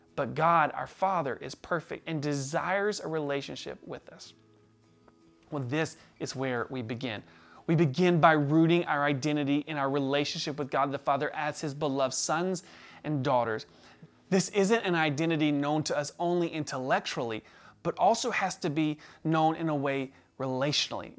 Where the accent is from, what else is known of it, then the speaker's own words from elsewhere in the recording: the South, United States; we were raised in the South